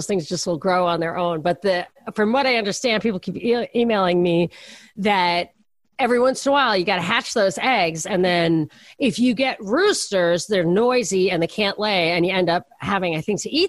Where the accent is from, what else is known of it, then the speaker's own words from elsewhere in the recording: Brooklyn, New York, United States; I'm from Brooklyn.